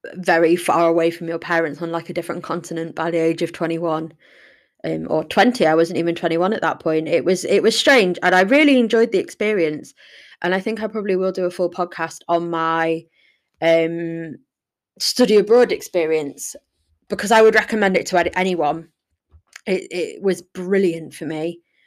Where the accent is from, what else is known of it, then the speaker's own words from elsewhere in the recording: Sheffield, Yorkshire and the Humber, United Kingdom; I'm from Sheffield. I love Sheffield. It's a beautiful place to live.